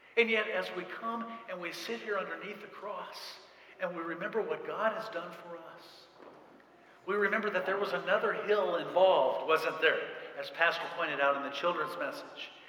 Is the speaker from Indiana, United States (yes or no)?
yes; central Indiana, United States; we're from, I'm from central Indiana